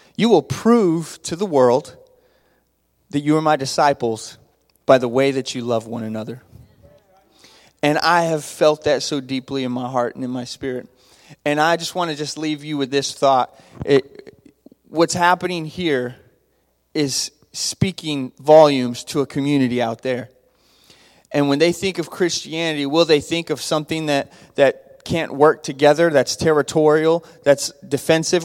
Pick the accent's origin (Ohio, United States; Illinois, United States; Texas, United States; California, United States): Texas, United States; Abilene; I grew up in Abilene, Texas